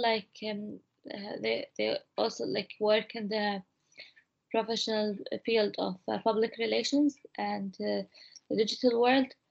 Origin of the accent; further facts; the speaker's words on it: Kuwait; moved away as an adult; now in Salford, United Kingdom; I'm from Kuwait.